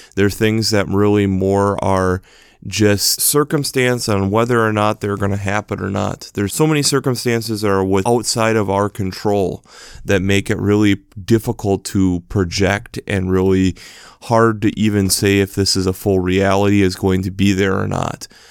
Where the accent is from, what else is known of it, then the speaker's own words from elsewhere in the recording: United States; especially being an American